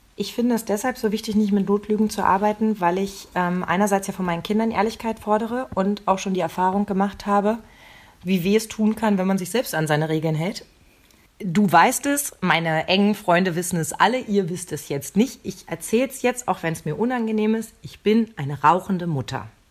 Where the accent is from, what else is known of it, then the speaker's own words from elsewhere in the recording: eastern Germany, Germany; Ich bin ja noch im, im Osten geboren